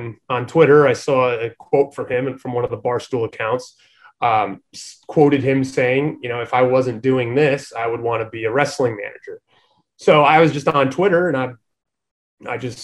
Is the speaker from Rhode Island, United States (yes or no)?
yes; Rhode Island, United States; I'm a Northeast guy. I'm from Rhode Island